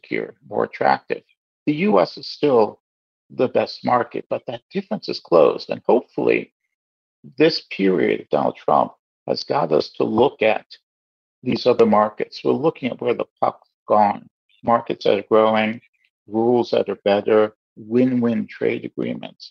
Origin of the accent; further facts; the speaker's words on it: United States; now in Canada; I grew up in the States.